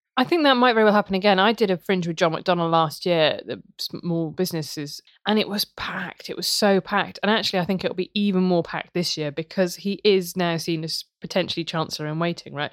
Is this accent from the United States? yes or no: no; Worcester, West Midlands, United Kingdom; where I grew up in Worcester